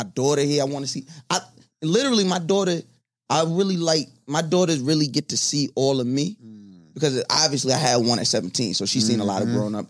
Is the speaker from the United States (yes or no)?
yes; Long Island, New York, United States; also born or lived in Brooklyn; I grew up on Long Island. Obviously, I'm a Brooklyn nigga at heart. My father's from Gowanus. I've been out here on and off all my life.